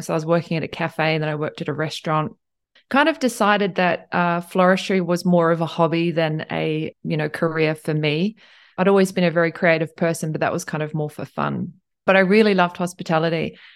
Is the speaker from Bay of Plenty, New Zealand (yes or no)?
yes; Tauranga, Bay of Plenty, New Zealand; moved away as an adult; also born or lived in Cambridge, New Zealand / Queenstown, New Zealand; now in Tokyo, Japan; I grew up in Tauranga and, um, and Cambridge.